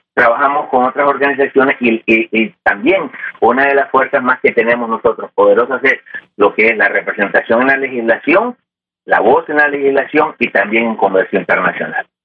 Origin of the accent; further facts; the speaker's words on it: New York, United States; now in San Francisco, United States; en Nueva York donde yo me crié, puertorriqueño